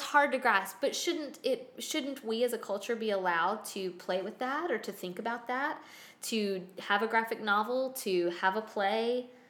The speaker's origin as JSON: {"language": "English", "region": "the South", "country": "United States", "said": "as a Southerner"}